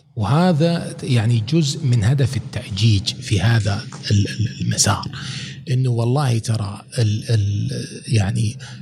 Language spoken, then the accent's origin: Arabic; Saudi Arabia; انا من المملكه العربيه السعوديه